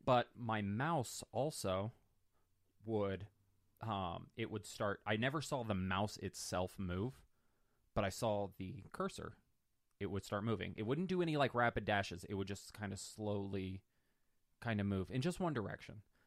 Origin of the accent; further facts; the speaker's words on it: North Pole, Alaska, United States; moved away; I'm originally from North Pole, Alaska. We had a house on the outskirts